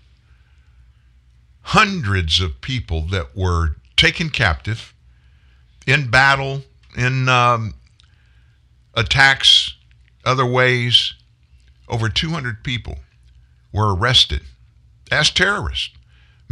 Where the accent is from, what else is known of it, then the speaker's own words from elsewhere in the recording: the South, United States; I was born in the South. I grew up in the South. I live in the South